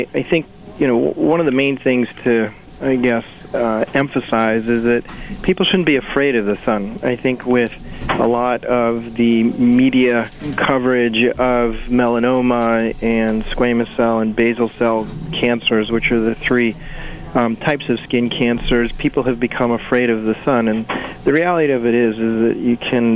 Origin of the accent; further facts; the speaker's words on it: Waterbury, Connecticut, United States; I grew up here in Waterbury, and I actually started with the St. Mary's Hospital system when I was 15 years old